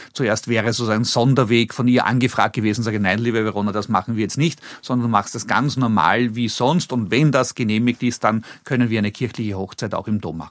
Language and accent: German; Vienna, Austria; accent: Meidlinger L; Ich bin vor 58 Jahren in Wien geboren worden äh, im Gemeindebau groß geworden